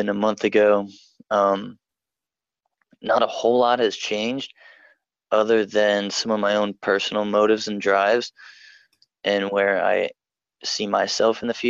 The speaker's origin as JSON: {"language": "English", "town": "Newark", "region": "Delaware", "country": "United States", "said": "I'm from Delaware, Newark, Delaware"}